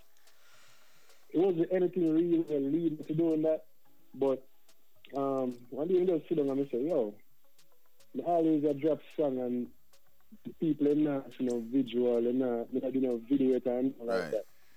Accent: Prospect, Saint Thomas, Jamaica; also born or lived in New Jersey, United States; now in United States; where I'm from is Jamaica. We call it the East Side. You know, I'm from St. Thomas

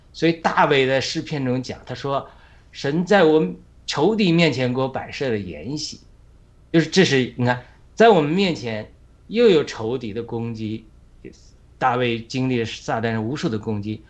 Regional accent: China; now in United States; 我们在中国

